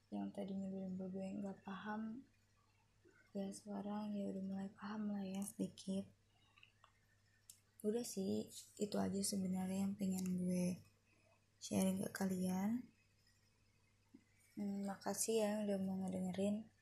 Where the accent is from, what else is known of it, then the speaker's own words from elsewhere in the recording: Depok, West Java, Indonesia; born there; Eh, gue itu lahir di Depok. Adik gue juga sama lahir di Depok.